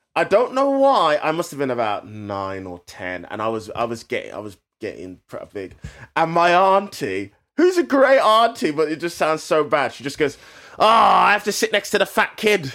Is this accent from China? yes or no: no; England, United Kingdom; as English people or British people